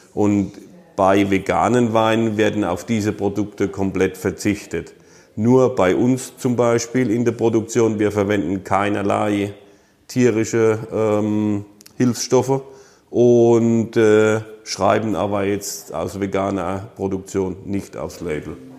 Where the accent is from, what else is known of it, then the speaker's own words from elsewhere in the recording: Rhineland-Palatinate, Germany; bei uns in der Pfalz